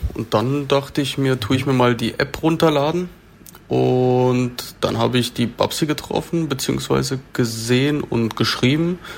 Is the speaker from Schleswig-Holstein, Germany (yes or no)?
no; Freiburg, Baden-Württemberg, Germany; ich bin in Freiburg geboren und ich habe auch da ähm, 20 Jahre lang gewohnt